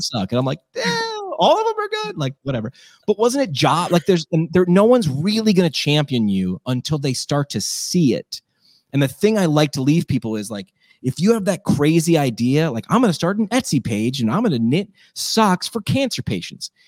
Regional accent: Scranton, Pennsylvania, United States; also born or lived in New York; I went back to my hometown, ran work, ran a radio station there

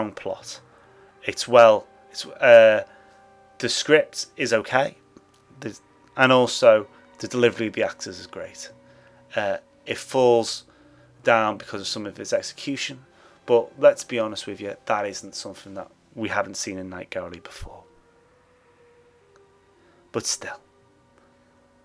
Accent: England, United Kingdom; I'm English

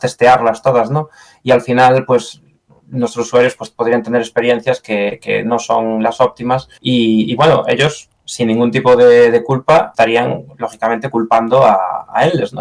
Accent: Galicia, Spain; accent: Galician; moved away as an adult; also born or lived in near London, United Kingdom; now in United Kingdom; como gallego que soy, no veo el día que me vuelva a Galicia

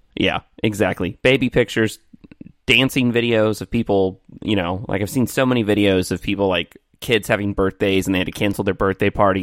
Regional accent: Evansville, Indiana, United States; there is a, uh, school here in Evansville in my hometown where I am right now

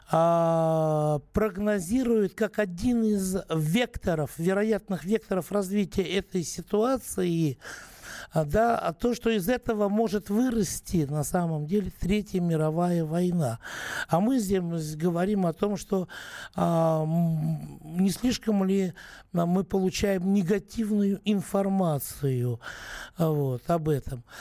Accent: Moscow, Russia; Я москвичка, сейчас в данном случае я на даче.

